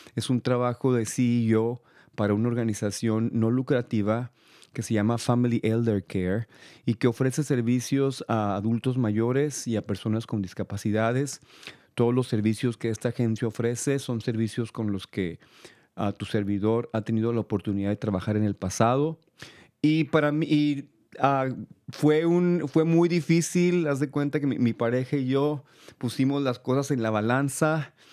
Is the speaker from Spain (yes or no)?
no; El Paso, Texas, United States; moved away; also born or lived in California; yo soy de Texas, soy del Paso, Texas